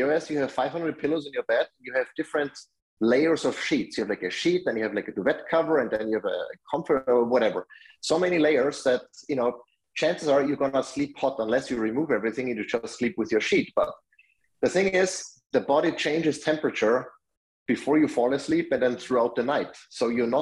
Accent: Austria; moved away; I'm from Austria, that's where I grew up.

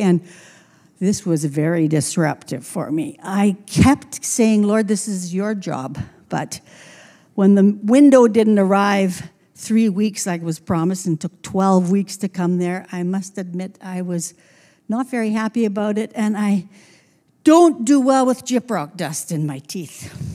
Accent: Trail, British Columbia, Canada; now in Grand Forks, Canada; my elementary years were in Trail

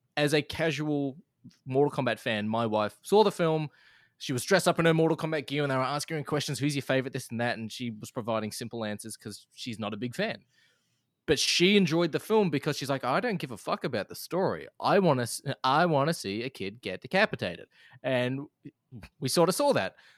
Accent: Australia; as an Australian

